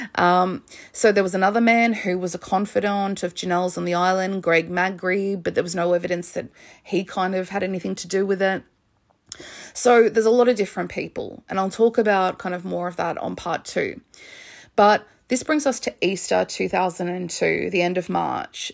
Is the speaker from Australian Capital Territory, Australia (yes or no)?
no; Melbourne, Victoria, Australia; moved away as an adult; also born or lived in Oxford, United Kingdom; I'm from Melbourne